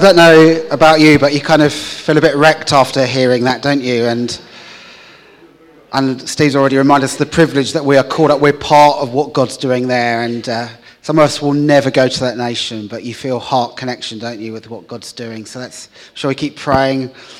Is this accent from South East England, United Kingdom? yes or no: no; Hull, Yorkshire and the Humber, United Kingdom; So I'm from Hull, a city in the north of the UK.